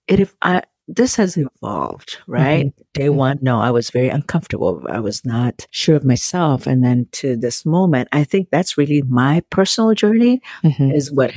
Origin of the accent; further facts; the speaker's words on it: Ethiopia; now in Federal Way, United States; I'm from Ethiopia originally